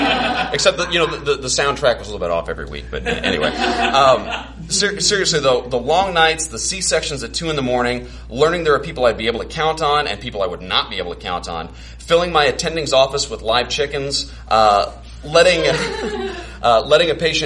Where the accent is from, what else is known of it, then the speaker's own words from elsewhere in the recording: Carbondale, Illinois, United States; moved away as an adult; also born or lived in Champaign, Illinois / Rockford, Illinois / Peoria, Illinois; I went to undergrad in Champaign, med school in Rockford, residency in Peoria. My wife, Nikki, is from Springfield, and I'm from Carbondale. I like to tell people that I lived everywhere in Illinois except for Chicago